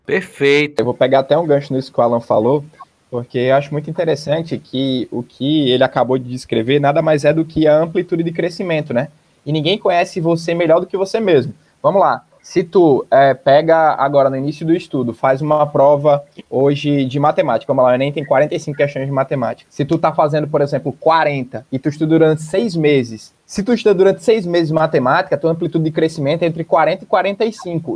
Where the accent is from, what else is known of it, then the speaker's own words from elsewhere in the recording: Natal, Rio Grande do Norte, Brazil; also born or lived in Barbacena, Minas Gerais; como eu era de Natal, como eu sou de Natal